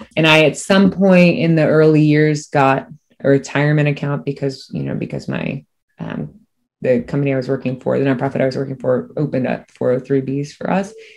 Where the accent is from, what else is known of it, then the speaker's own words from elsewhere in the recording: Cocoa Beach, Florida, United States; also born or lived in Miami / Merritt Island / DeLand; I'm born and raised. I'm from Miami, and then grew up in Cocoa Beach area